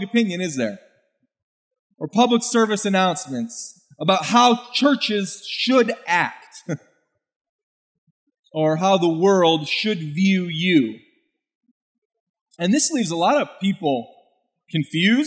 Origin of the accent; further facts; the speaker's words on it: United States; I could describe myself as an American with German heritage